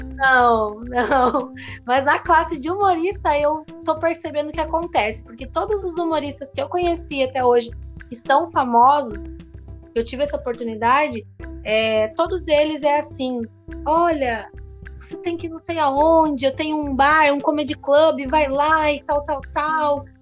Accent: Paranaguá, Paraná, Brazil; also born or lived in Antonina / Guaratuba; now in Pontal do Paraná, Brazil; eu sou de Paranaguá, então eu estudei a vida inteira em Paranaguá

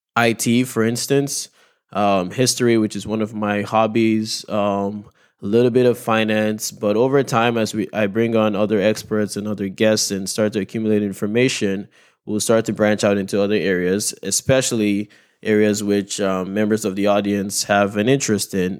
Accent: Nigeria; moved away; my home country of Nigeria.

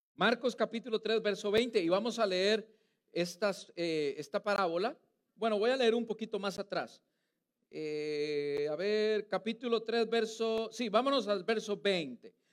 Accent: Costa Rica; now in United States; Yo soy costarricense

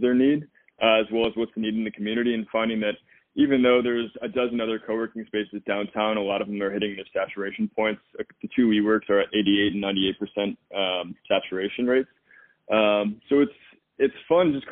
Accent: Midwest, United States; I'm from the Midwest

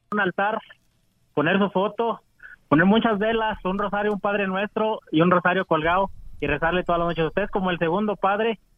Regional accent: Oregon, United States; also born or lived in California; yo soy de Oregón. Yo nací en, en, California, pero me trajeron aquí en Oregón

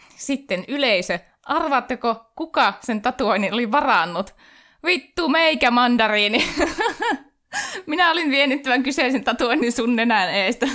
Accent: Oulu, North Ostrobothnia, Finland; minä olen Oulusta

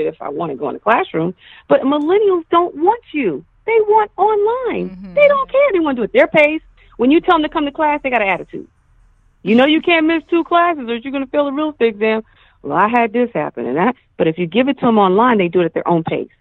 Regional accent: New York, United States; I'm from New York.

